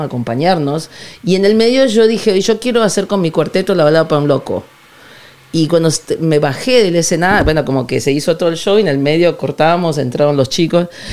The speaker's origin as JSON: {"language": "Spanish", "town": "Ciudad Jardín Lomas del Palomar", "region": "Buenos Aires Province", "country": "Argentina", "moved": "yes", "lives_now": "San Lorenzo de El Escorial, Spain", "said": "yo sé de Ciudad Jardín Lomas del Palomar"}